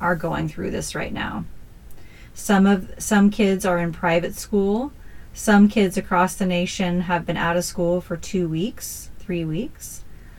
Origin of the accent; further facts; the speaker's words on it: Northern California, United States; we grew up in Northern California